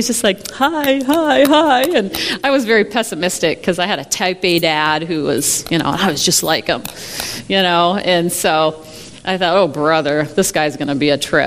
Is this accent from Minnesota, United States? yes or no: yes; Moorhead, Minnesota, United States; also born or lived in Fargo, North Dakota; now in Iowa, United States; I grew up in Minnesota, so I'm a native Minnesotan.